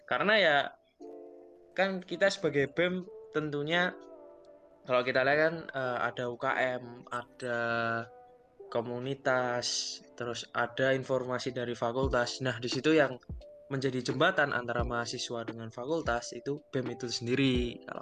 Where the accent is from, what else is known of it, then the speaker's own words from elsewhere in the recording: Surakarta, Central Java, Indonesia; asal asal asal asal asal gua dari Solo sih